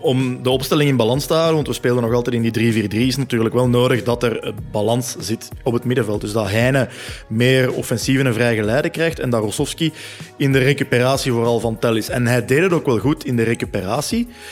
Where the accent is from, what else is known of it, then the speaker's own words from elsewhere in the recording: Leuven, Flanders, Belgium; Bij ons in Leuven